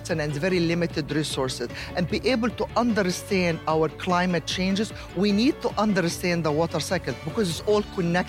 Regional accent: Egypt; moved away; I am originally from Egypt

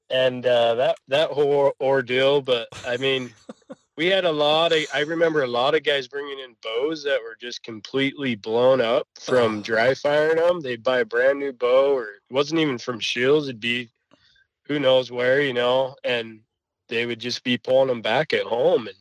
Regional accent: northern Nevada, United States; I was born and raised out in Nevada, northern Nevada

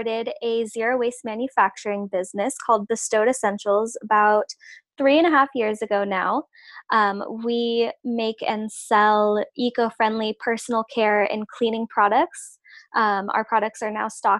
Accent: West Coast, United States; moved away; also born or lived in Georgia; it was actually when I moved away from the West Coast and I moved to Georgia

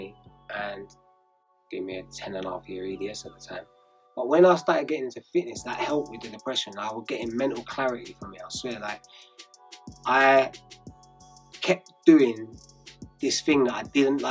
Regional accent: Enfield, London, United Kingdom; also born or lived in Edmonton, London; I was born in Edmonton. I grew up in Enfield.

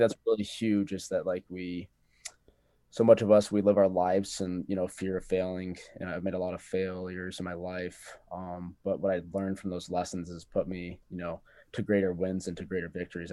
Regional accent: Cheyenne, Wyoming, United States; I'm from Cheyenne, Wyoming

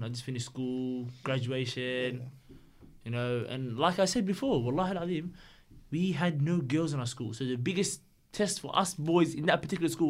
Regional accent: Australia; My automatic reaction, being bloody Aussie, is, fuck!

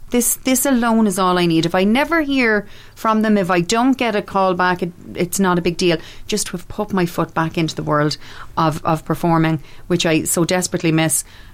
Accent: Brooklyn, New York, United States; Actually, no, I'm from Brooklyn. This is just the accent I do for the show.

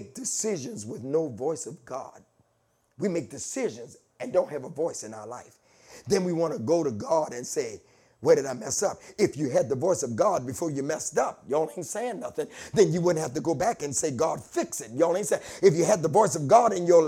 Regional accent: Delaware, United States; I'm from Delaware.

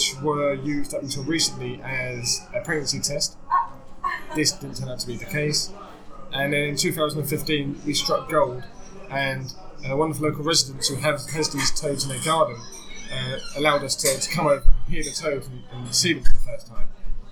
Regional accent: South Essex coast, East of England, United Kingdom; moved away as an adult; also born or lived in Cambridge / London; I grew up on the South Essex coast

